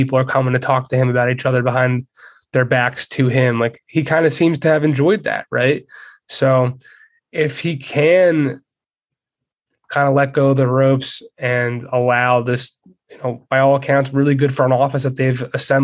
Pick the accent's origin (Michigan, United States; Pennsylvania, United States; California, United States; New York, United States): Pennsylvania, United States; Philadelphia; I'm from Philly